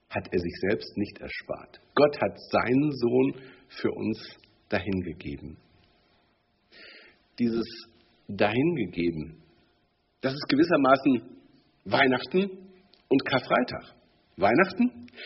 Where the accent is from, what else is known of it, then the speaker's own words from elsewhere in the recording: the East, East Germany, Germany; Bei uns im Osten